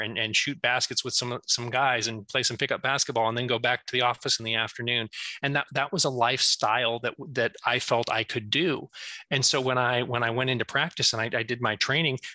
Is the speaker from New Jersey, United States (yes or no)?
no; Fayette, Iowa, United States; moved away as an adult; now in Washington, D.C., United States; I was a small town kid growing up in Fayette.